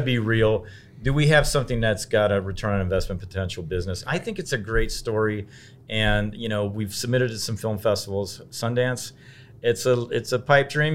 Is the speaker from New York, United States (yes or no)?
no; Cincinnati, Ohio, United States; growing up in Cincinnati